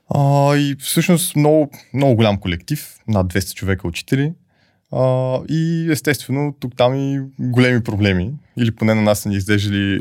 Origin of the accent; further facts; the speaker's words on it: Sofia, Sofia City, Bulgaria; Роден съм в София, макар че може би първите 7-8 години от живота си приоритетно през повечето време а, прекарвах при баба си и дядо си на село.